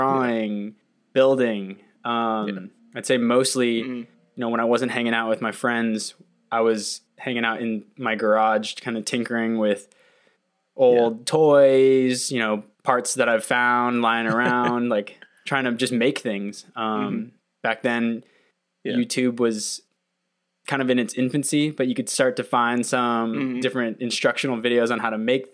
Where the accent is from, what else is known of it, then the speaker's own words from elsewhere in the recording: Irvine, California, United States; moved away as an adult; also born or lived in Cincinnati; I grew up in Orange County, California, more specifically Irvine